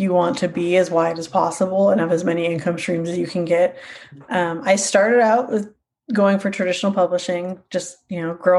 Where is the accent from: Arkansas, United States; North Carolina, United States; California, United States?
California, United States; Sacramento; now in north of Albany, United States; I grew up in Sacramento